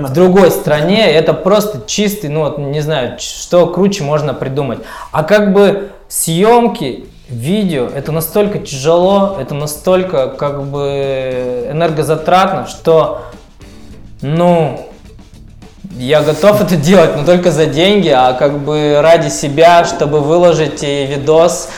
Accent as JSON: {"language": "Russian", "town": "Tyumen", "region": "Tyumen Oblast", "country": "Russia", "tie": "born or raised there", "said": "мне 36 лет, я родился в Тюмени."}